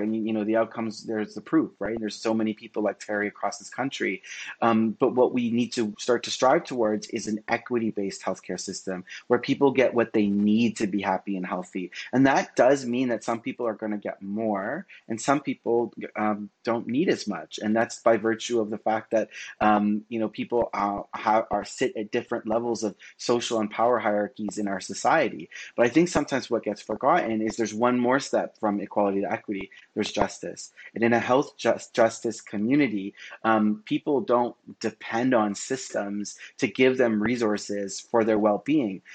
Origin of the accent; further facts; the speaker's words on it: Toronto, Ontario, Canada; I was born and raised in in Scarborough, Ontario